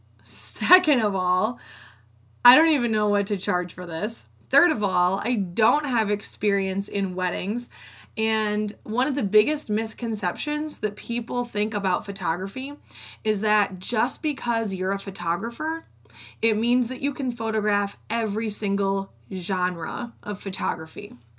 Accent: Rockford, Illinois, United States; I went to a community college in my hometown of Rockford

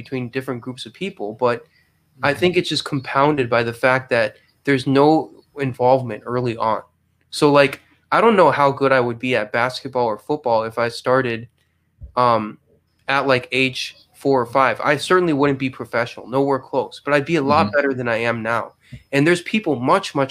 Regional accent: Minnesota, United States; growing up in Minnesota

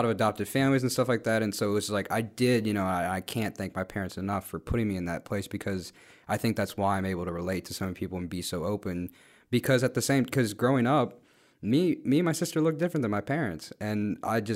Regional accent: West Virginia, United States; also born or lived in Guatemala; even though I grew up in West Virginia, which is a very country state

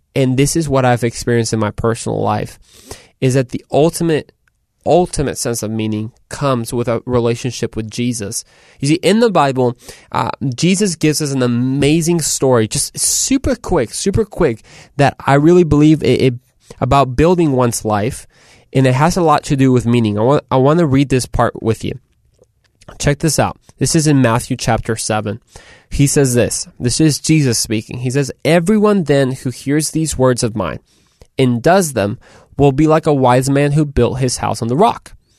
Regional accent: Mexico; So de Mexico. I'm from Mexico.

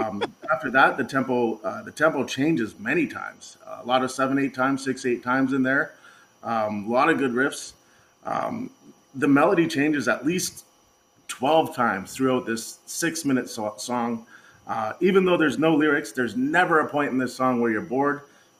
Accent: Canada; we're Canadian.

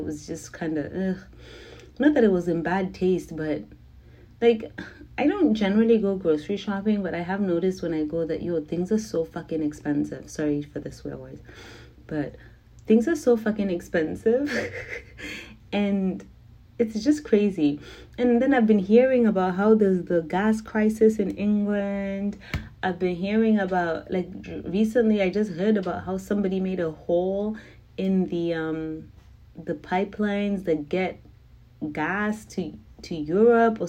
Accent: Zimbabwe; I'm from Zimbabwe.

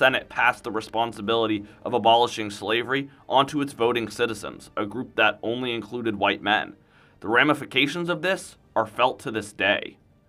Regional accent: North Carolina, United States; moved away as an adult; now in Missouri, United States; I'm actually from North Carolina.

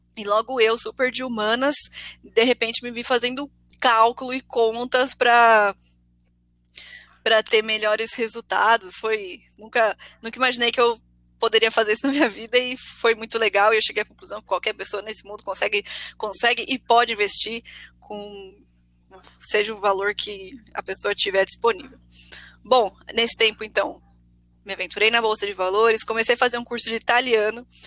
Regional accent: Ribeirão Pires, São Paulo, Brazil; Eu sou de Ribeirão Pires, é uma cidade do ABC, uma cidade pequena

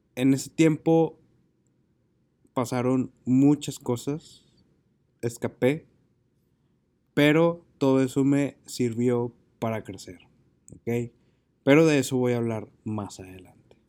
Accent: Monterrey, Nuevo León, Mexico; regresé a Monterrey, que es mi ciudad de origen

